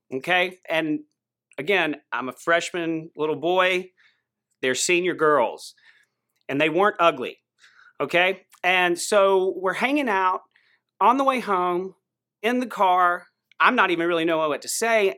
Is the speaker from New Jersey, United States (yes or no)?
no; Greenville, South Carolina, United States; I grew up in Greenville, South Carolina